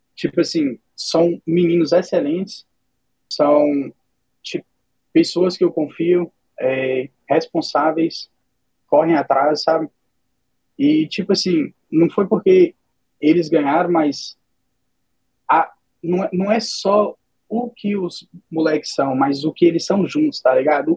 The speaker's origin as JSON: {"language": "Portuguese", "region": "Minas Gerais", "country": "Brazil", "moved": "yes", "lives_now": "United States", "said": "Eu sou de Minas Gerais, tenho 28 anos, moro nos Estados Unidos"}